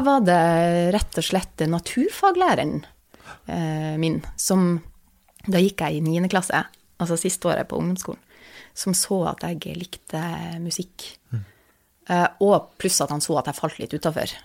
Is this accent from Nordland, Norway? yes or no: yes; Vesterålen, Nordland, Norway; jeg kommer fra Vesterålen, og det er liksom fem kommuner